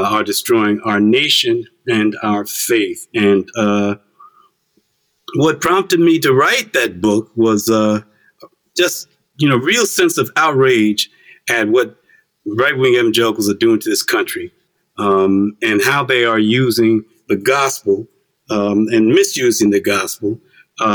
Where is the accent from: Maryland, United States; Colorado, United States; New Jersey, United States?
New Jersey, United States; East Orange; also born or lived in Farmville, Virginia / Newark, New Jersey; we came north to escape all of that, came to Newark and then to East Orange.